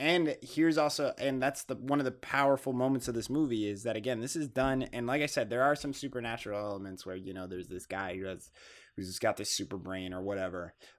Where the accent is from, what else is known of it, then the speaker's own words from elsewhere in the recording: Tulare, California, United States; born there; I was born in Tulare. I left Tulare growing up and I moved around and then I came back when I was in high school